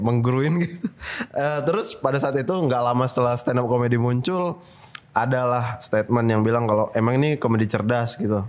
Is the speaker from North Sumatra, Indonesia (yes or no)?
yes; Medan, North Sumatra, Indonesia; gue orang Medan